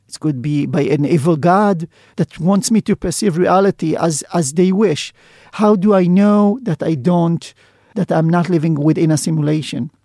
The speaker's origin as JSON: {"language": "English", "town": "Sderot", "region": "Southern District", "country": "Israel", "tie": "born or raised there", "said": "I was born in Zdobot, which is a small town in the south of Israel"}